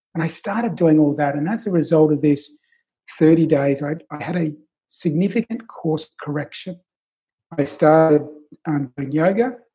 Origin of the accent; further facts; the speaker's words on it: Australia; accent: Australian; my Australian accent